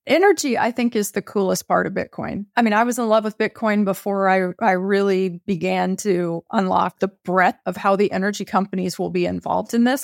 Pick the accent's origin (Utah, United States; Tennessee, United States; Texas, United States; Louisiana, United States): Texas, United States; I grew up in Texas.